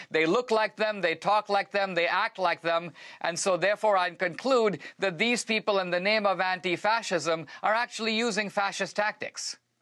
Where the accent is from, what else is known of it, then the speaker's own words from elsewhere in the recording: India; moved away; I come from India